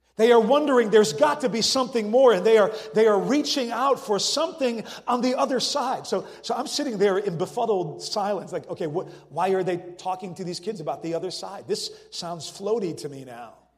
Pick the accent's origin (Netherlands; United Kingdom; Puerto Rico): Netherlands; moved away as an adult; also born or lived in France / California; I was born and raised in the Netherlands and went to college in France, and then for 15 years was a church planter in California.